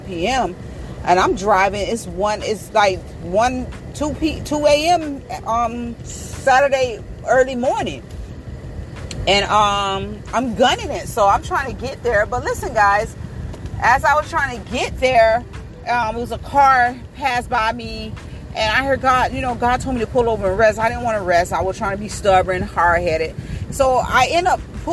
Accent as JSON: {"language": "English", "region": "Florida", "country": "United States", "said": "because I'm from Florida"}